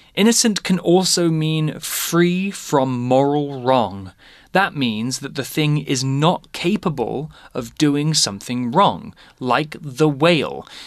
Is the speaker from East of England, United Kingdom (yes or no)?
yes; Lowestoft, East of England, United Kingdom; moved away as an adult; now in Taiwan; my hometown Lowestoft is in the east of England